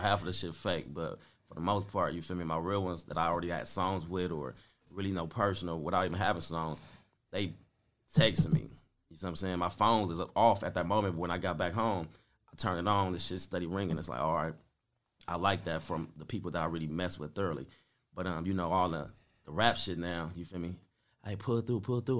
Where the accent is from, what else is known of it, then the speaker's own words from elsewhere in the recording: Compton, California, United States; growing up on Spruce, being in Compton